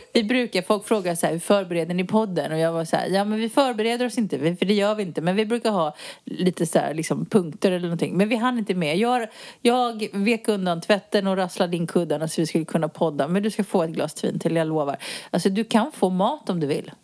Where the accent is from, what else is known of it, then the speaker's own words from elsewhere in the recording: Sweden; moved away as an adult; now in Spain; jag är ju utflyttad från Sverige sedan många år tillbaka